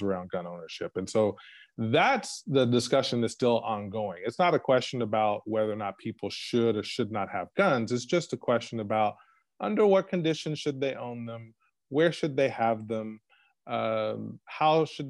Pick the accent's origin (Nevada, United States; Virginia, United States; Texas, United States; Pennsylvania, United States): Texas, United States; moved away as an adult; also born or lived in Oklahoma / Japan; now in Germany; I grew up in Texas